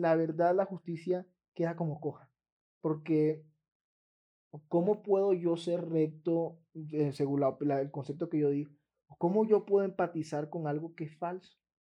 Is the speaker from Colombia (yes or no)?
yes; Colombia; Como ciudadano colombiano